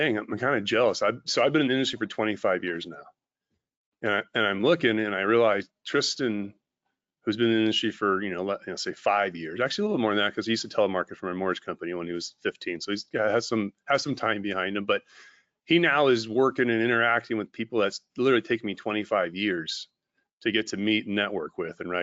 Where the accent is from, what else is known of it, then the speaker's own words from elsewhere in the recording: California, United States; I'm from California.